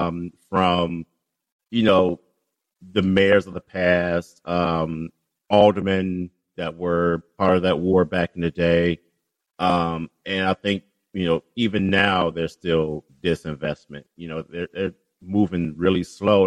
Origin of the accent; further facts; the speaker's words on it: Chicago, Illinois, United States; I grew up in Englewood, a little bit off of 70th and Winchester